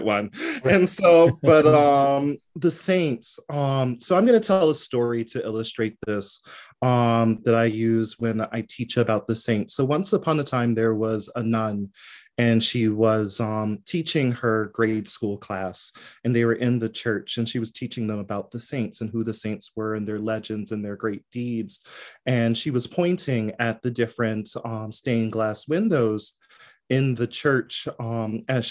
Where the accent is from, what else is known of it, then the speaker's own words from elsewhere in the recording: New Jersey, United States; I'm from South Jersey.